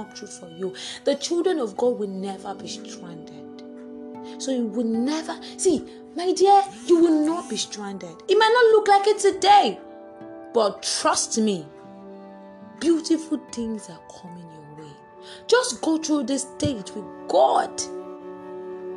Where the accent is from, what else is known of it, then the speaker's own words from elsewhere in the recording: Nigeria; +234, I'm in Nigerian actually